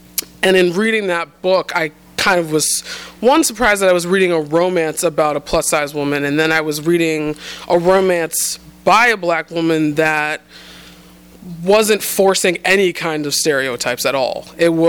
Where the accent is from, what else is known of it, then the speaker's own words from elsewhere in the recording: New England, United States; I was raised in the New England prep school set.